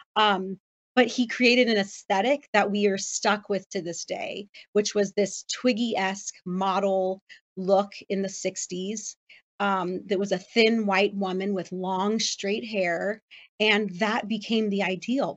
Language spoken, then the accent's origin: English; Los Angeles, California, United States; that's my hometown